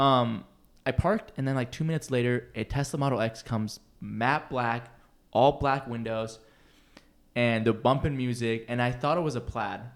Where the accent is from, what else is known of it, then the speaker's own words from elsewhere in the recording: Seattle, Washington, United States; moved away; I'm from Seattle, too